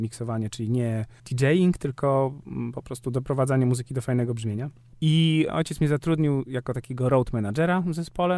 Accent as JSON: {"language": "Polish", "region": "Warmian-Masurian Voivodeship", "country": "Poland", "said": "u nas na Warmii"}